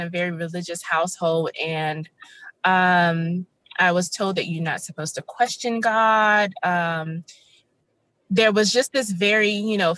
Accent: the South, United States; I was raised in the South, as I stated before, in a very religious household

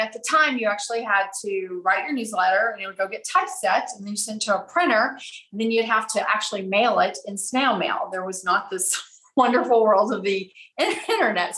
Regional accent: Abilene, Texas, United States; moved away as an adult; I'm originally from Abilene, Texas. So I grew up there, went to college there.

